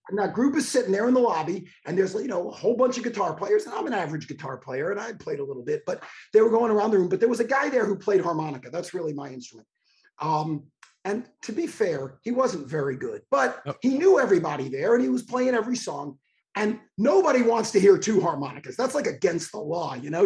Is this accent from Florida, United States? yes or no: yes; Miami Beach, Florida, United States; I was born on South Beach. I was born in Miami Beach.